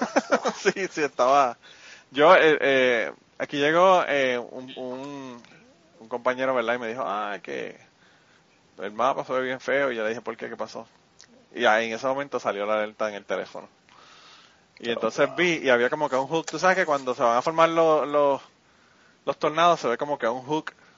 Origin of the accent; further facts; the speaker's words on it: central Puerto Rico, Puerto Rico; tú eres del centro como yo